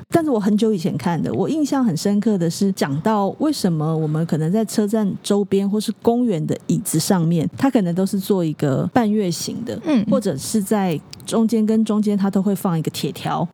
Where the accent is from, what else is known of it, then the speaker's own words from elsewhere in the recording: Keelung, Taiwan; moved away; 我是基隆人